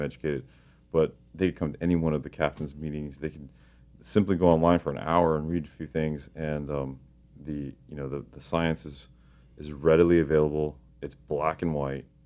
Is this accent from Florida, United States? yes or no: yes; Miami, Florida, United States; I grew up in Miami, and Miami is a heavy fishing community.